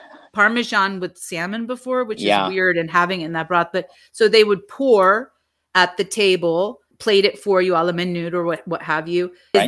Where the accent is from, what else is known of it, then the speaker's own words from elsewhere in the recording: the South, United States; I was a child of immigrants. I'm an immigrant. I grew up in the South.